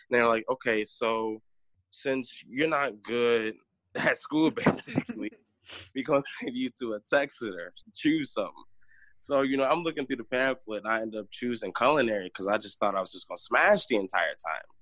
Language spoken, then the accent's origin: English; North Carolina, United States; born there; also born or lived in Chicago / Northwest Indiana; now in Michigan, United States; I'm from um, so born in North Carolina. I moved from North Carolina to Chicago from Chicago to Northwest Indiana, um, and now I am in Michigan.